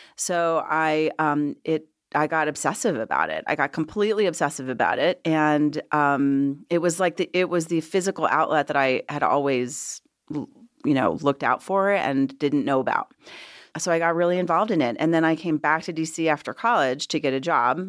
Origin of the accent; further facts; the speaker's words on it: Washington, District of Columbia, United States; moved away as an adult; also born or lived in Los Angeles; now in Colorado, United States; I am originally from Washington, D C. Um, and I lived there, grew up there